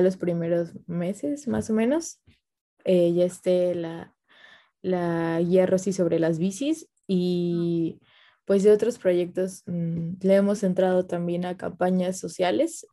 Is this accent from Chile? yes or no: no; Xalapa, Veracruz, Mexico; yo soy de Jalapa